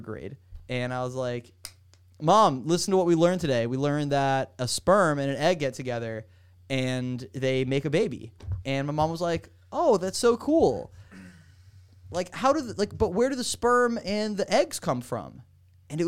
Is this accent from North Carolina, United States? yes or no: no; Miami Beach, Florida, United States; also born or lived in Weston, Florida; I grew up in Miami Beach, and I moved from Miami Beach to Weston, Florida when I was 11. So my entire childhood was in Miami Beach